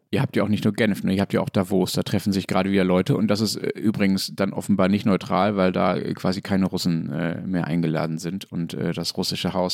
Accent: Germany; als Deutscher

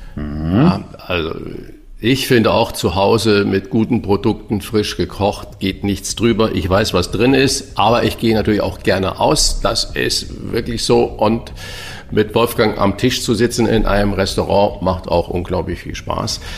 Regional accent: St. Ingbert, Saarland, Germany; now in Hamburg, Germany; ich bin ja in St. Ingbert geboren

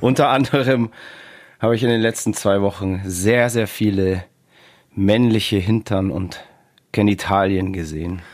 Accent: Bavaria, Germany; Bei uns in Bayern

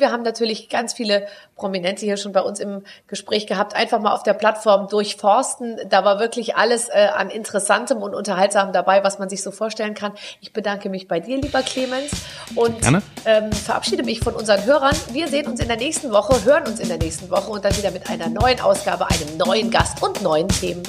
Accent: Germany; ich zum Beispiel bin ein Deutscher

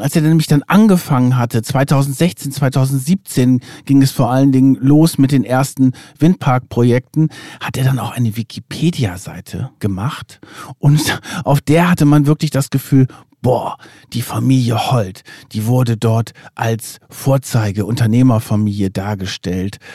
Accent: Lower Saxony, Germany; ich komme ja aus Niedersachsen und auch so ein bisschen vom Lande äh, in der Nähe von Bremen

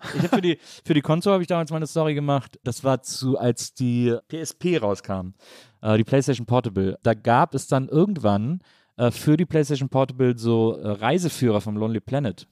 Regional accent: Cologne, North Rhine-Westphalia, Germany; als ja. Kölner

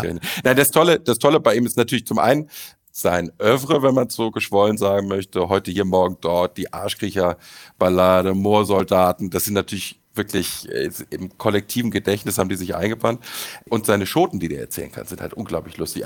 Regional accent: Düsseldorf, North Rhine-Westphalia, Germany; Als Düsseldorfer habe ich natürlich eine gewisse Verbundenheit

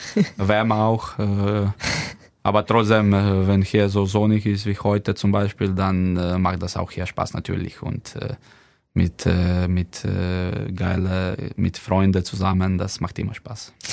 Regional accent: Slovenia; German is a second language; moved away as an adult; now in Kiel, Germany; bei uns in Slowenien

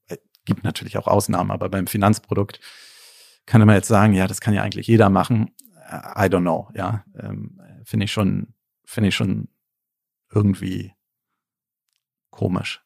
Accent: Berlin, Germany; ich bin ja Berliner, auch in Berlin geboren

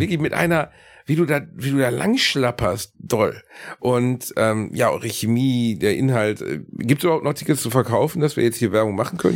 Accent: Gelsenkirchen, North Rhine-Westphalia, Germany; ich komme aus Gelsenkirchen, mein Großeltern aus Leverkusen

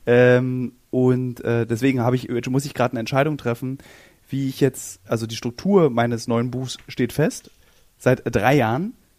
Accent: Berlin, Germany

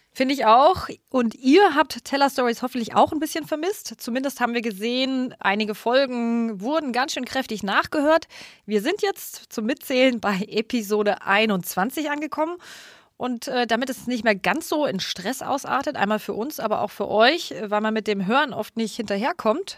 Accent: Munich, Bavaria, Germany; now in Berlin, Germany; Perfekt in meine Heimat

